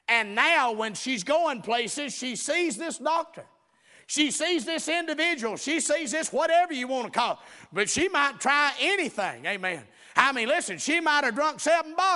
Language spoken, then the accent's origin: English; the South, United States; we're from the South down here